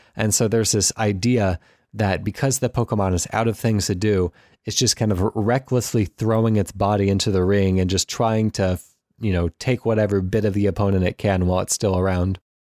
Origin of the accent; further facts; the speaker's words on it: United States; as an American